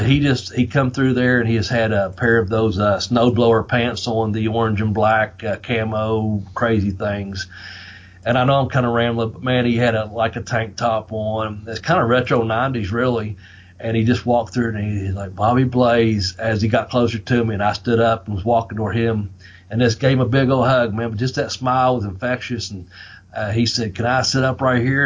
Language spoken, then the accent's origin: English; the South, United States; accent: southern; my southern accent